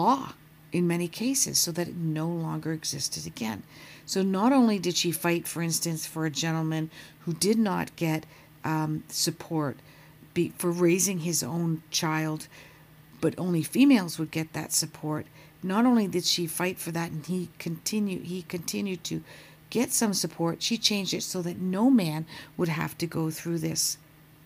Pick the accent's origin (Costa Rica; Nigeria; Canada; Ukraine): Canada; now in Toronto, Canada; I am a Canadian based out of Toronto